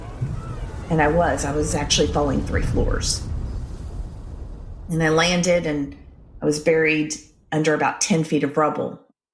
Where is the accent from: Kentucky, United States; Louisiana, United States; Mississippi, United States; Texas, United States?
Louisiana, United States; Shreveport; I grew up in Shreveport, Louisiana